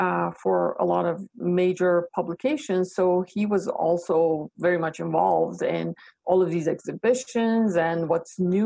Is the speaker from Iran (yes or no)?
yes; Iran; now in Canada; I was born in Iran